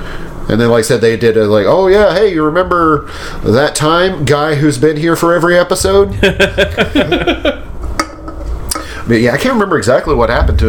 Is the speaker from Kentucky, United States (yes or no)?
yes; Kentucky, United States; I mean, is that like frying chicken in my home state? It just automatically makes it Kentucky Fried Chicken?